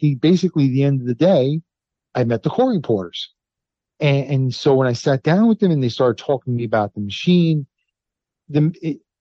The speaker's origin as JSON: {"language": "English", "town": "New York City", "region": "New York", "country": "United States", "tie": "born or raised there", "said": "I grew up in the Bronx."}